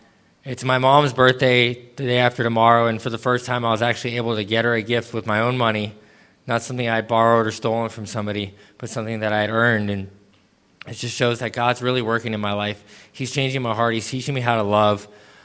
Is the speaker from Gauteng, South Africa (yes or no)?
no; Cape Town, Western Cape, South Africa; also born or lived in Los Angeles; Like he said, I'm 34 years old, and I was born in Los Angeles, California, and raised in Cape Town, South Africa. I moved around a lot growing up